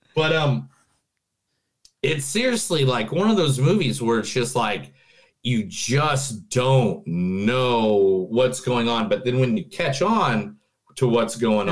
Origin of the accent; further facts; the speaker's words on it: Indiana, United States; I'm from Indiana